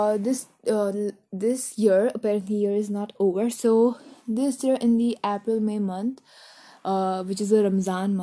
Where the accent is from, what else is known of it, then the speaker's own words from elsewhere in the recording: New Delhi, Delhi, India; I'm from India's capital state, Delhi, New Delhi